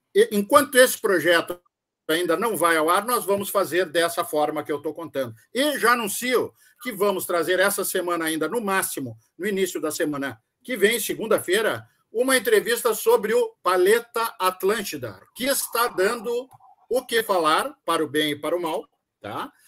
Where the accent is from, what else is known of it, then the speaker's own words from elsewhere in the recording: Rio Grande do Sul, Brazil; nós somos gaúchos, mas não somos todos iguais